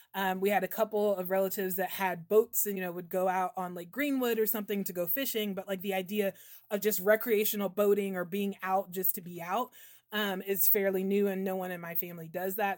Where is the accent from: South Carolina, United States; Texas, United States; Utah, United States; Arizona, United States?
South Carolina, United States; also born or lived in New Hampshire; I'm from South Carolina